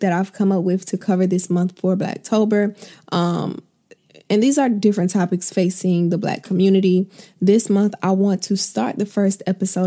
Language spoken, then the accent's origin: English; Florida, United States; I'm from Florida